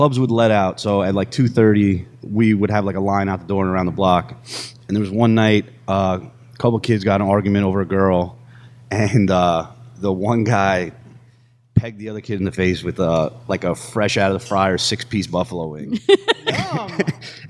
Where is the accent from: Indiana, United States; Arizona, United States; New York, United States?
New York, United States; New Rochelle; moved away as an adult; I grew up in New Rochelle, New York. It's right outside of the city.